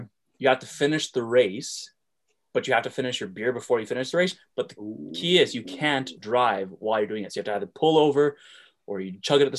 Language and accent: English; Airdrie, Alberta, Canada; I'm from Airdrie.